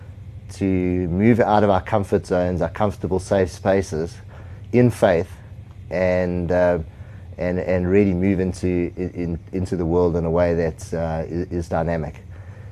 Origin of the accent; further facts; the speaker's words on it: South Africa; I grew up in South Africa